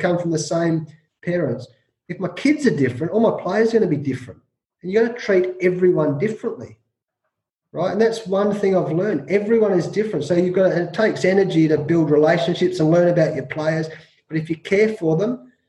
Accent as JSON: {"language": "English", "country": "Australia", "tie": "born or raised there", "said": "growing up in Australia"}